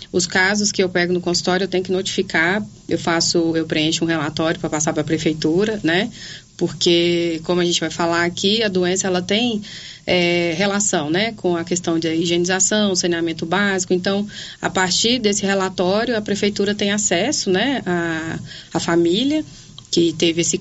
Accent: Anápolis, Goiás, Brazil; also born or lived in Rio Grande do Sul / Goiânia; eu sou de Anápolis, me formei no Rio Grande do Sul e fiz minha residência médica em Goiânia, na Fundação Banco de Olhos.

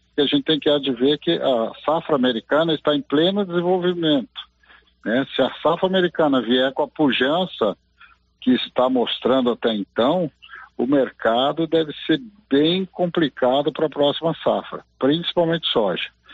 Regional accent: Mogi das Cruzes, São Paulo, Brazil; now in Silvânia, Brazil; Estou em das Cruzes aqui, minha terra

